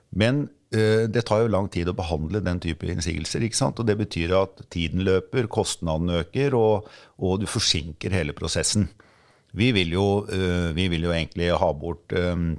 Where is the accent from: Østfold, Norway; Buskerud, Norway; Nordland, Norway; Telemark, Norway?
Telemark, Norway; Skien; also born or lived in Oslo; now in Bærum, Norway; Jeg vokste opp i en eh, enebolig i Skien